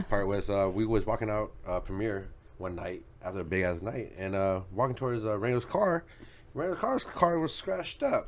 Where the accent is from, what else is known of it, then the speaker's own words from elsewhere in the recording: Federal Way, Washington, United States; also born or lived in Los Angeles; I grew up in Federal Way